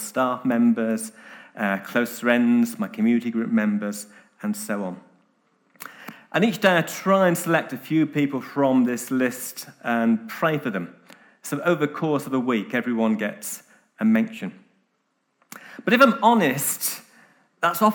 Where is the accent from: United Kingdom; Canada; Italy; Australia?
United Kingdom; now in Nairobi, Kenya; I'm British